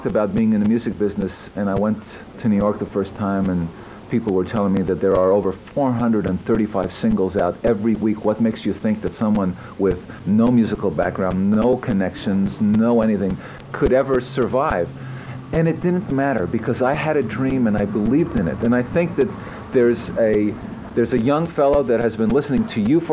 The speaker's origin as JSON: {"language": "English", "town": "Montreal", "region": "Quebec", "country": "Canada", "said": "I'm from Montreal"}